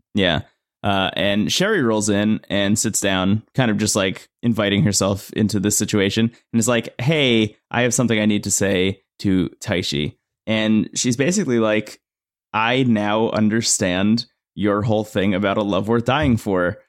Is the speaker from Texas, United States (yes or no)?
no; New Jersey, United States; I was born in New Jersey and I've lived here